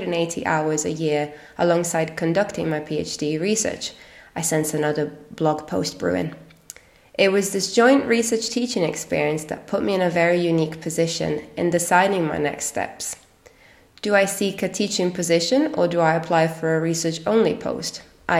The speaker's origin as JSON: {"language": "English", "town": "Milan", "region": "Lombardy", "country": "Italy", "tie": "born or raised there", "second_language": "English", "moved": "as an adult", "lives_now": "Edinburgh, United Kingdom", "said": "I was born and raised in Milan, Italy"}